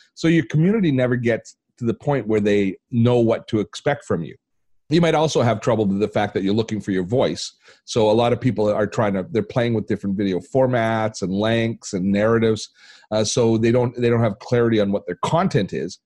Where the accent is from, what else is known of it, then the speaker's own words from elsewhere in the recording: Canada; I'm Canadian